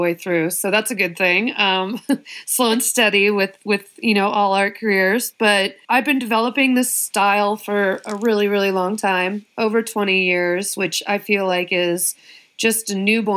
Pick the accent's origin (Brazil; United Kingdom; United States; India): United States; Colorado; also born or lived in Maryland / Bay Area; now in Los Angeles, United States; I was born in Maryland, but raised in Colorado